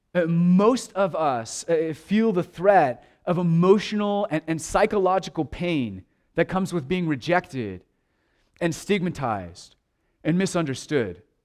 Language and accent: English; United States